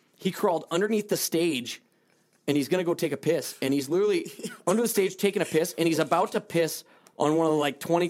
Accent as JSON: {"language": "English", "country": "Malta", "said": "Because I came from Malta."}